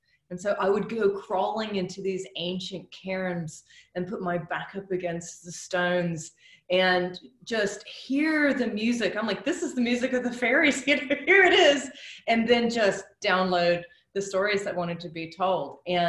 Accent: United States; I came over from the United States, and I'm in London

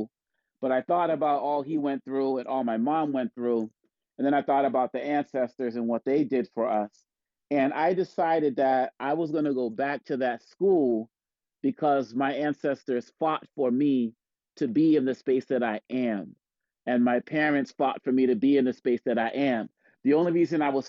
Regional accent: Boston, Massachusetts, United States; growing up in Boston, Massachusetts

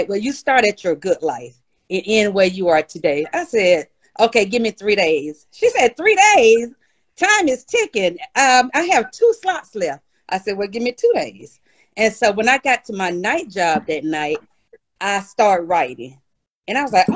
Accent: Eastman, Georgia, United States; also born or lived in Rochester, New York; now in McDonough, United States; my hometown, Eastman, South Georgia

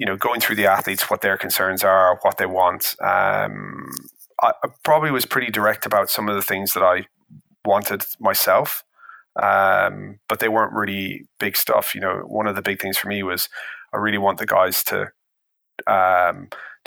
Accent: Ireland; I'm Irish

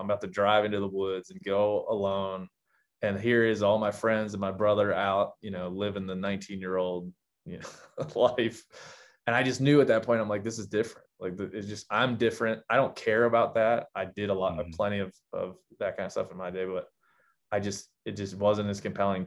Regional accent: Maryland, United States; moved away as an adult; also born or lived in Illinois / Texas; now in Montana, United States; I grew up in Maryland

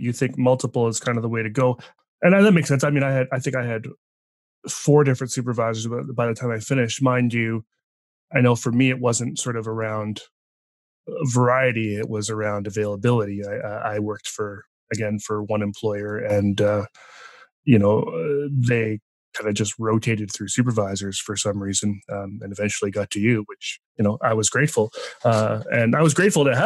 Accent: East Coast, Canada; now in British Columbia, Canada; grew up on the East Coast

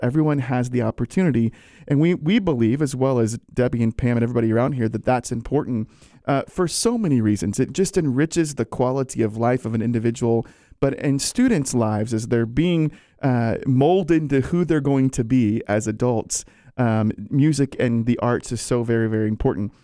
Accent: Virginia, United States; I'm from Virginia

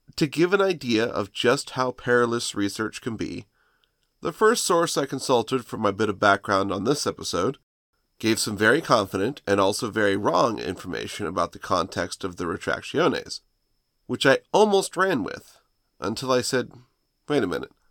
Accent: United States; I'm an American

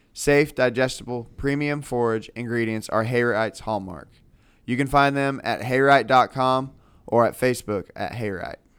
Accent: California, United States; moved away; I was from California, so I didn't grow up here

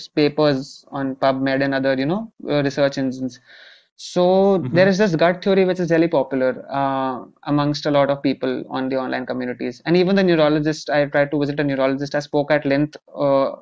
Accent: India; I eventually took up psychiatry here in my home country.

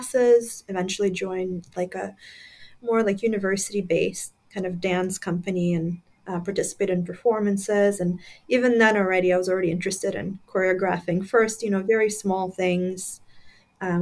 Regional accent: Crimea, Ukraine; moved away; when I was growing up in Crimea, Ukraine at the time

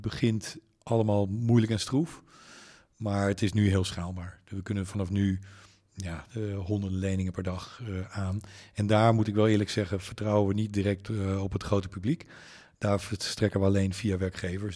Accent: Leeuwarden, Friesland, Netherlands; ik ben in Leeuwarden opgegroeid

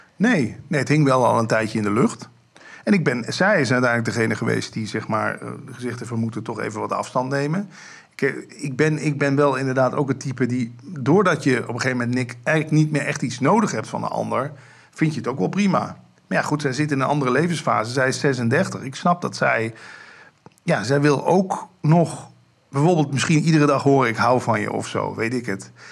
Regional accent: Limburg, Netherlands; Ik kom uit Limburg

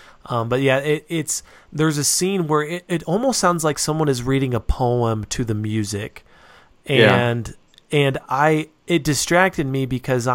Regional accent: Reno, Nevada, United States; now in Utah, United States; I grew up in Nevada, and there are a few Indian reservations that are close to where I grew up

